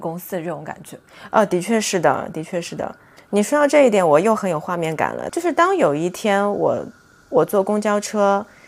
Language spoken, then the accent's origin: Chinese; Shanghai, China; 我从小是在杨浦出生，所以其实大学路它几乎是陪伴我成长的一条路